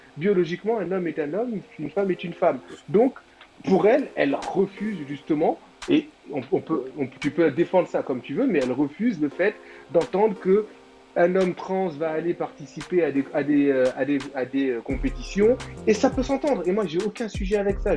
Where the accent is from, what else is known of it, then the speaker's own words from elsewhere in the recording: Senegal; en tant que Sénégalais